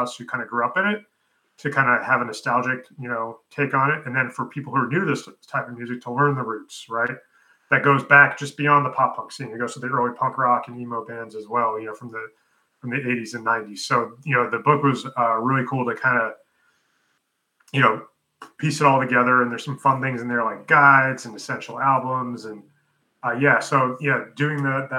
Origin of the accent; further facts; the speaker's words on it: New York, United States; also born or lived in Pennsylvania; now in Texas, United States; I grew up in New York, and then I live in Texas now